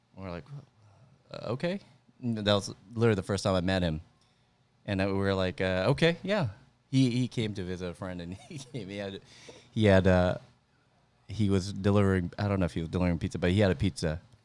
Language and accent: English; Central Valley, near Stockton, Northern California, United States; moved away as an adult; now in San Jose, United States; I grew up in Central Valley, Northern California, close to, uh, kinda like the Stockton area